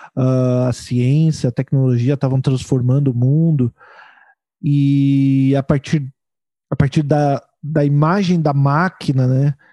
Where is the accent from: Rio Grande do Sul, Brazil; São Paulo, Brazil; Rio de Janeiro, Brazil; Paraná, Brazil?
São Paulo, Brazil; now in Porto Alegre, Brazil; eu sou de São Paulo e eu, eu, moro em Porto Alegre.